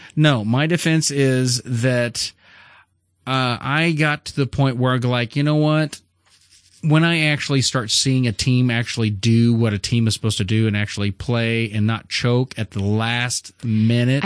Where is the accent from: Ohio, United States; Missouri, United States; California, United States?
Missouri, United States; we're from Missouri.